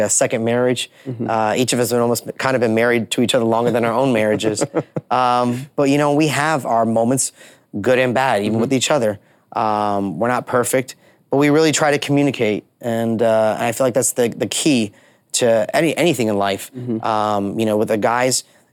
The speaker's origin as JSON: {"language": "English", "town": "Orlando", "region": "Florida", "country": "United States", "tie": "born or raised there", "said": "a kid growing up in Orlando"}